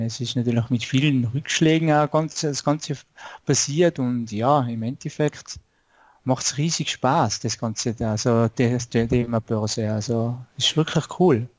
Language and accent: German; Tyrol, Austria; komme aus Tirol, also aus Österreich